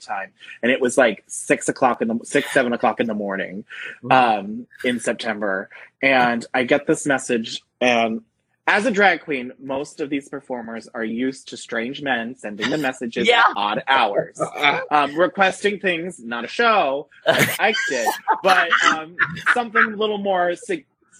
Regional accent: Bangor, Pennsylvania, United States; also born or lived in Warwick, New York / Jim Thorpe, Pennsylvania; I grew up in Bangor, Pennsylvania

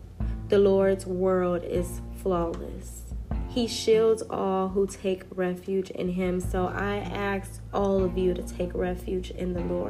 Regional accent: United States; I am an American

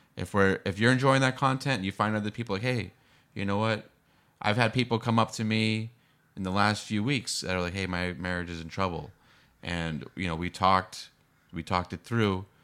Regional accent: Boston, Massachusetts, United States; now in San Diego, United States; I grew up in Boston

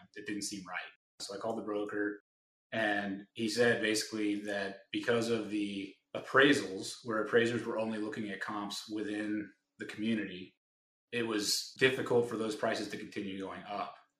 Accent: Raleigh, North Carolina, United States; I'm from Raleigh, and we have our networks in those states.

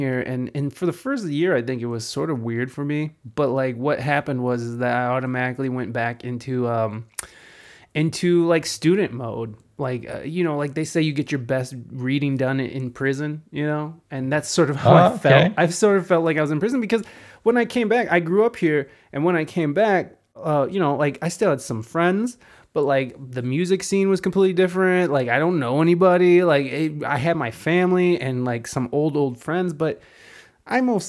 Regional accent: Toledo, Ohio, United States; moved away; also born or lived in San Diego, California; I moved from San Diego, California, back to Toledo about 3 years ago.

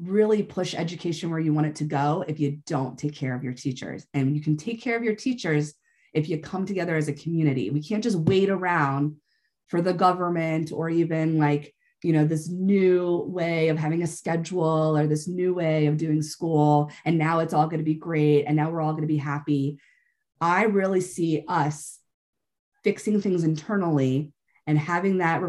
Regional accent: United States; as American teachers

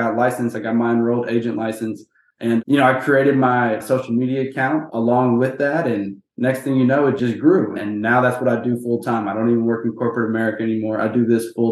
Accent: Houston, Texas, United States; born and raised in Houston, Texas

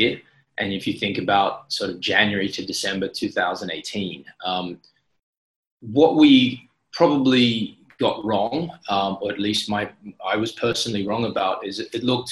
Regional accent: Sydney, New South Wales, Australia; moved away as an adult; also born or lived in Shanghai, China / Beijing, China; now in Singapore; I'm Australian, Sydney born and raised.

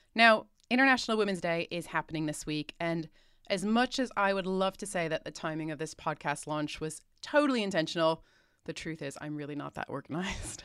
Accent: United States; moved away as an adult; now in United Kingdom; I'm American by birth, but have lived in the U K for nearly half my life now

